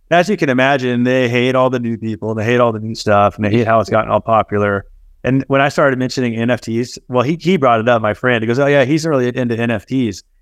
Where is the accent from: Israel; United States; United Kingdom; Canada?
United States; Dallas, Texas; moved away; also born or lived in Chicago; I grew up in Dallas